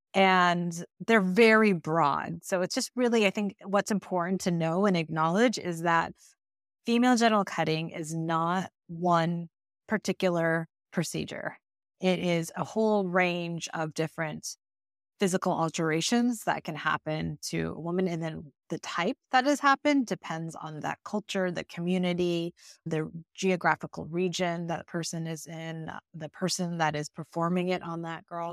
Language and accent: English; California, United States; also born or lived in Iowa; I was born, actually, in Iowa, but my family moved from there to California when I was nine, so I was raised in California and grew up there